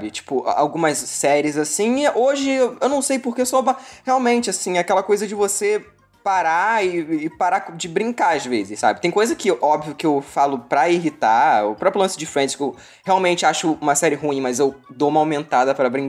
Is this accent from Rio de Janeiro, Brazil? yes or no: yes; Rio de Janeiro, Brazil; É fluminense, porque eu não sou carioca.